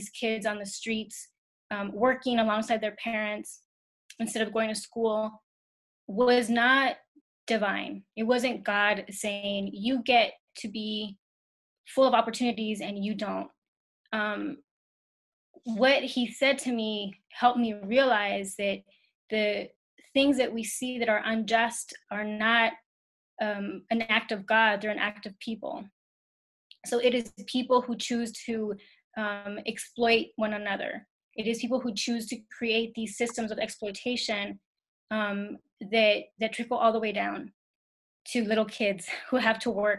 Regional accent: Ciudad Juárez, Chihuahua, Mexico; now in El Paso, United States; I grew up in Juarez, and we commuted to El Paso every day

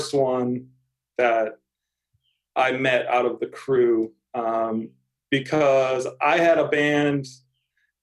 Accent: Auburn, Massachusetts, United States; I grew up in Auburn, which is just the next town, the suburb of Worcester

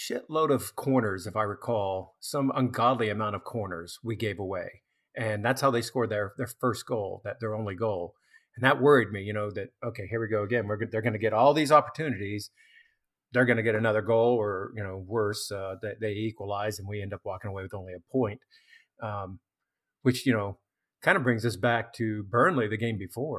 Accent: United States; as an American

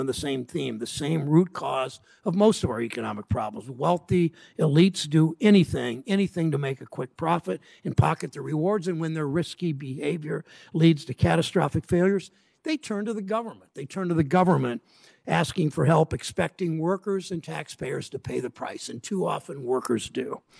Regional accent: Mansfield, Ohio, United States; I grew up in in Mansfield, Ohio

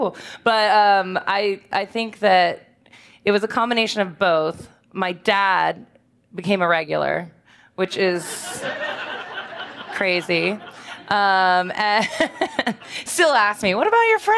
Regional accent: Richmond, Virginia, United States; I'm from Richmond, and I grew up here in the West End, and went to college here, went to VCU

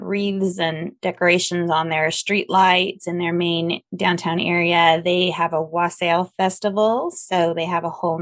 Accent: Northern California, United States; I was born in Southern California and raised mostly in Northern California

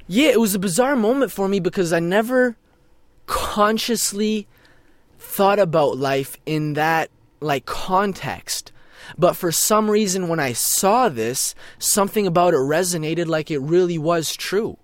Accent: Brno, South Moravian Region, Czechia; born in a town called Brno

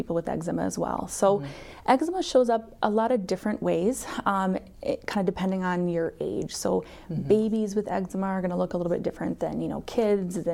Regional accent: Mount Vernon, South Dakota, United States; also born or lived in Madison, Wisconsin; I am originally from Mitchell or the Mount Vernon area. I went to school in Mount Vernon

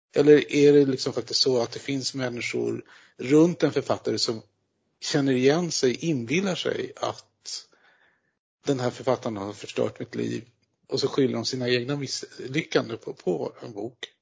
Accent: Norrbotten County, Sweden; som norrbottning

